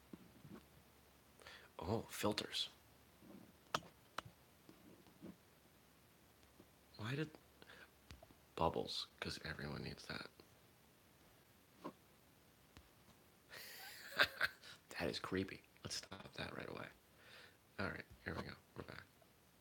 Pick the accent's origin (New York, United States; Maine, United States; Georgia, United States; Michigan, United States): Maine, United States; moved away; I'm from Maine.